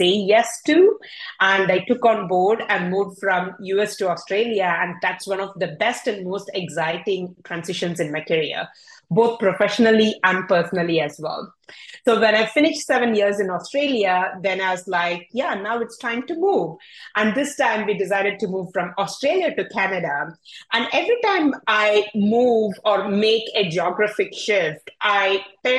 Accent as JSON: {"language": "English", "country": "India", "tie": "born or raised there", "also_born_or_lived": "Europe / North America", "second_language": "English", "moved": "as an adult", "said": "I was born and brought up in India."}